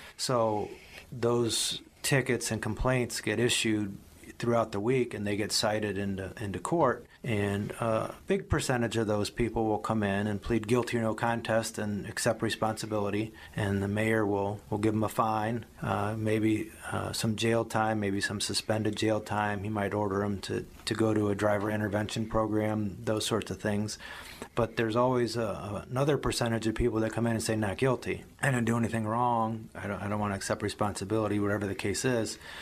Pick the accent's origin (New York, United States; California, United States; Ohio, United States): Ohio, United States; Medina County; also born or lived in Miami; I grew up in Medina County. I went to, to high school here in Medina County.